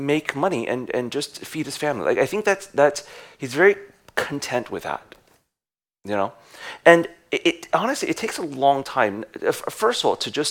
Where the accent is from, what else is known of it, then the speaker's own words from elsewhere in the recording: United States; we're American